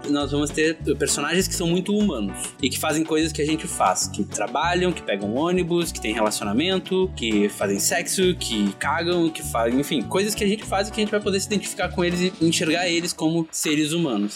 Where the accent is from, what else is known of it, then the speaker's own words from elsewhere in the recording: Brazil; a gente é brasileiro